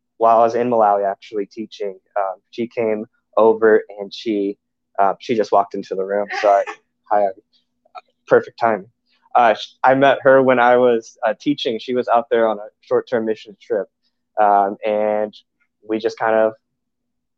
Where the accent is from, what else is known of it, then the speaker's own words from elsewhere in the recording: Orange County, Southern California, United States; now in Gilbert, United States; I grew up in Southern California in Orange County